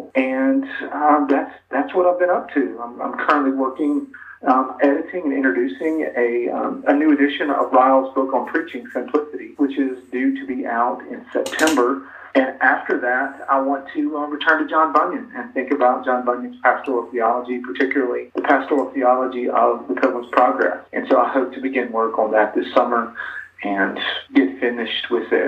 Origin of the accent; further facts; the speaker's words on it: Jackson, Mississippi, United States; moved away; I grew up in Jackson, Mississippi, went to Mississippi State University.